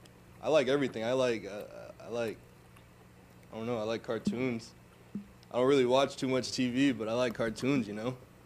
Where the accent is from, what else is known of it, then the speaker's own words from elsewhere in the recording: Sanford, Florida, United States; also born or lived in Boca Raton, Florida; Yes, I'm actually from Sanford, Florida, which is about 10 minutes north of Orlando. It's really nothing to do over there, so I just go hang out in Orlando most of the time, but I live here now in Boca, so.